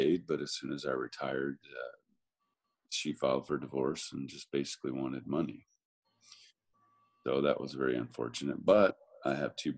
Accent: Massachusetts, United States; I grew up in Massachusetts

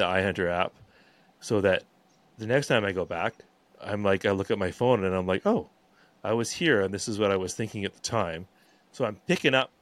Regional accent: Vancouver, British Columbia, Canada; moved away as an adult; now in Sunshine Coast, Canada; I'm from Vancouver originally, and we've sort of since moved up to the Sunshine Coast

